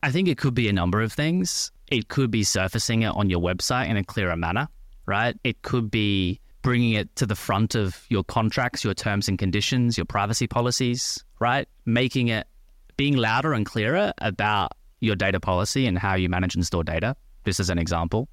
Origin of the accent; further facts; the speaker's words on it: Australia; moved away as an adult; also born or lived in France / Paris; now in London, United Kingdom; As you can probably tell by the accent, I'm originally from Australia. Lived in Australia for twenty-four, twenty-five years. Went to school and university in Australia